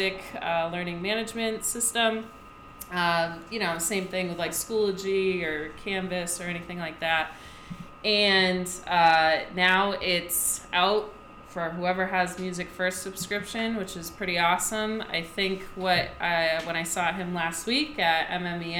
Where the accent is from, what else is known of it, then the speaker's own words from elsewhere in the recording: Cape Cod, Massachusetts, United States; also born or lived in Rhode Island / New York; I grew up on the Cape